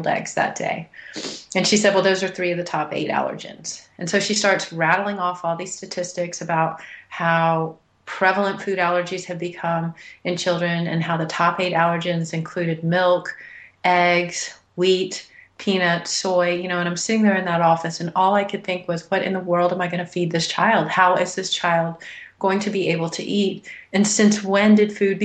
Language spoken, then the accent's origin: English; Houston, Texas, United States; now in Boulder, United States; I'd been born and raised in Houston, Texas